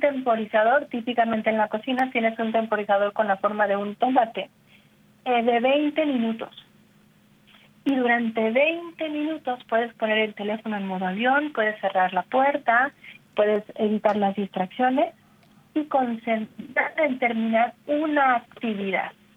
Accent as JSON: {"language": "Spanish", "country": "Mexico", "said": "como decimos en México"}